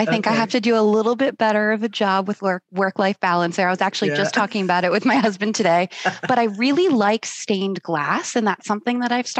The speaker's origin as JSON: {"language": "English", "town": "Warwick", "region": "New York", "country": "United States", "tie": "born or raised there", "also_born_or_lived": "Massachusetts", "moved": "yes", "lives_now": "St. Petersburg, United States", "said": "I grew up in New York."}